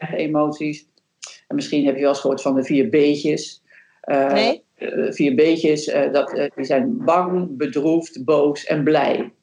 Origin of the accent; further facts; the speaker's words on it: Netherlands; ik als Nederlander